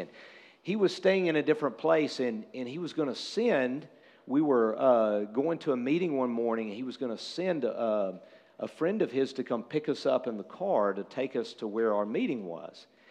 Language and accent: English; United States